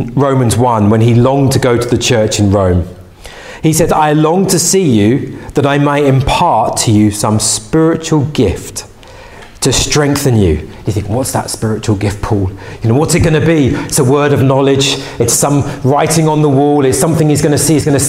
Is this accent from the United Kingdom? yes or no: yes; England, United Kingdom